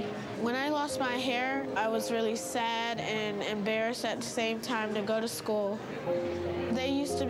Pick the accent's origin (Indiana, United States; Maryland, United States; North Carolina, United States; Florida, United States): North Carolina, United States; I am from North Carolina.